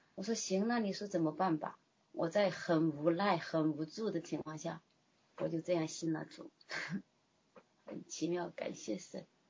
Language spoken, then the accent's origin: Chinese; China; moved away as an adult; now in Canada; 我一个中国人